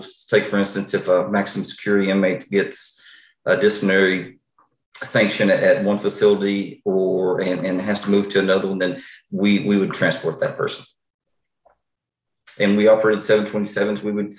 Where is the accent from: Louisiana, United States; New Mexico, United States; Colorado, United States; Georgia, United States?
New Mexico, United States; also born or lived in Fort Smith, Arkansas; So I was born in Fort Smith, Arkansas, out west, very west Arkansas. And then just that was for a short time. Then I graduated high school in New Mexico.